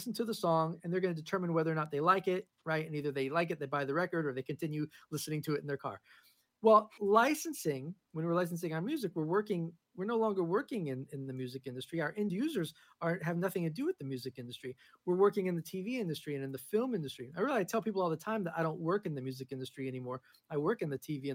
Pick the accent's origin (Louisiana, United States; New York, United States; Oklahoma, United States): New York, United States; moved away as an adult; also born or lived in Los Angeles; now in Nashville, United States; I live in Nashville now. I lived in LA for a long time. I'm originally from New York.